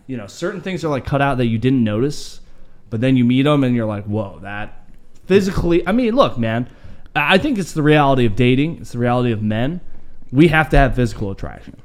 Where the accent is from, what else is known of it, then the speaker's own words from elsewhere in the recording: Idaho, United States; I'm Idahoan.